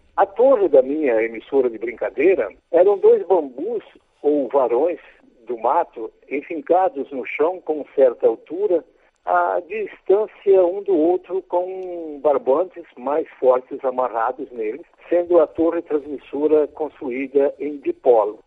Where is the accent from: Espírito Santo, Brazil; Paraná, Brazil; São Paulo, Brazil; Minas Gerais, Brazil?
Espírito Santo, Brazil; Santa Teresa; na cidade de Santa Teresa, minha terra natal